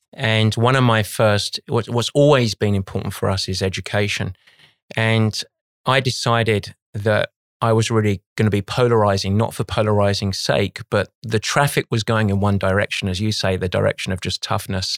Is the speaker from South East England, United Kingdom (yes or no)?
no; London, United Kingdom; moved away as an adult; now in United States; I, I grew up on the east side of London